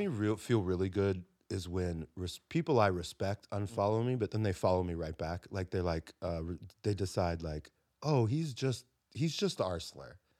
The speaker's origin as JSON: {"language": "English", "region": "South Florida", "country": "United States", "tie": "born or raised there", "moved": "yes", "said": "I grew up in South Florida"}